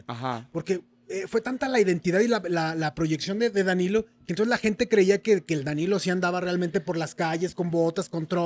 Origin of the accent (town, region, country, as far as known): Durango, Mexico